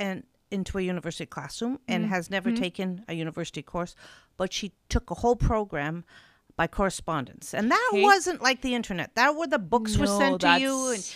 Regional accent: Newfoundland and Labrador, Canada; Well, I grew up in Labrador. Yes. I come from a big family. There are six of us children in 8 years. My father was a miner.

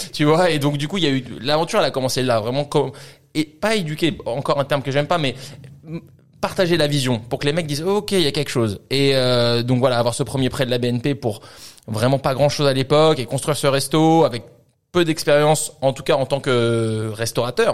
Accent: France; also born or lived in Vancouver / Australia; on est tous les deux français, on a grandi en France

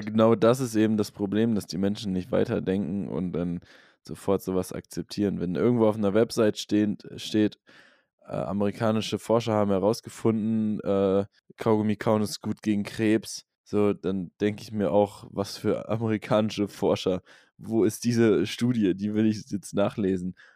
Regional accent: Norderney, Lower Saxony, Germany; die Insel, wo ich herkomme, Norderney

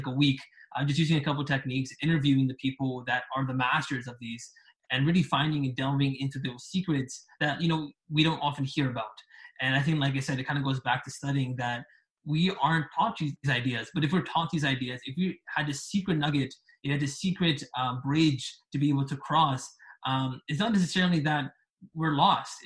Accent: Canada; I am from Canada

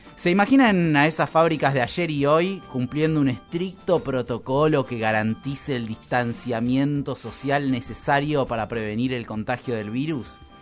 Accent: Argentina; En Argentina tenemos

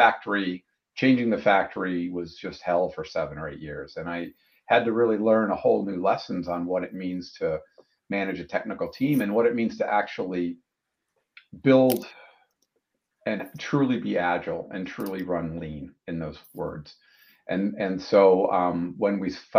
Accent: Wisconsin, United States; moved away; I grew up in Wisconsin, worked my way through college

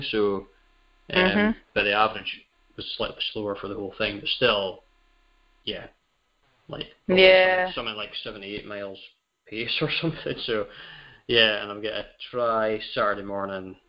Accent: New Deer, Scotland, United Kingdom; we're from New Deer

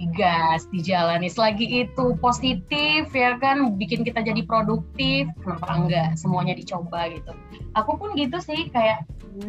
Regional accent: Palembang, South Sumatra, Indonesia; moved away as an adult; now in Jakarta, Indonesia; aku aslinya dari Palembang sama kayak Cica. Sekarang sih uh, tinggalnya di Jakarta

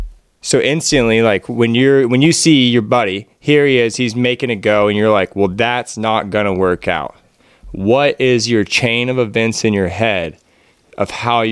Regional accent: Pacific Northwest, United States; we're all from the Northwest, but we have different practices. Each one of us, me, Jesse, and Brian are on the west side of the states, so we're a little bit wetter climate.

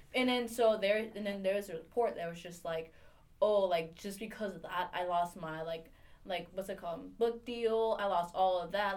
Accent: Washington, District of Columbia, United States; accent: DC; my DC accent

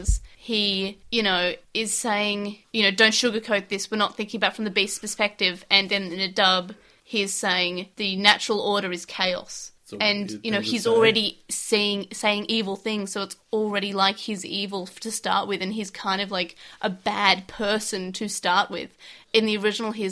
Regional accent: Australia; I'm white, and I'm Australian

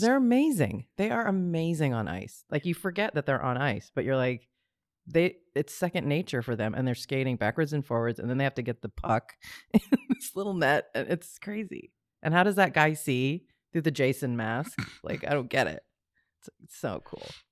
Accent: Hawaii, United States; also born or lived in Rome, Italy / Boulder, Colorado; growing up in Hawaii, there's so many of us that have that strong connection to the water

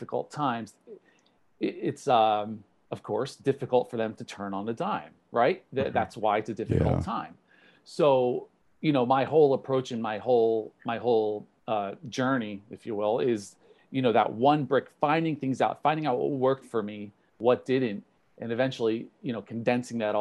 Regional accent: New Jersey, United States; I'm from New Jersey

